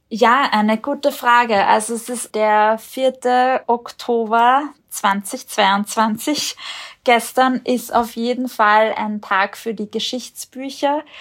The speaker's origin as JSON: {"language": "German", "country": "Austria", "said": "hier bei uns in Österreich"}